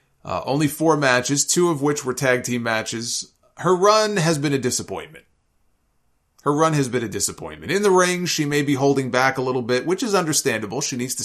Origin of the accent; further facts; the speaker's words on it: Winnipeg, Manitoba, Canada; Remember, I'm from Winnipeg, you idiot.